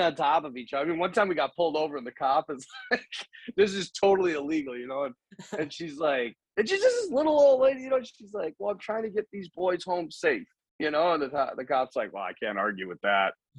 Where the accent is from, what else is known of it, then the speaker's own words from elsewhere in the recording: United States; I'm from America